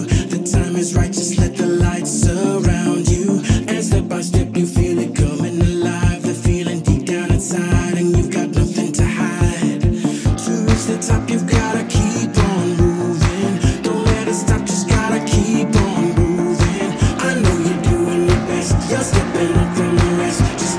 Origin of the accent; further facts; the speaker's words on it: Dominica; the importance of the herbs that we grew up in Dominica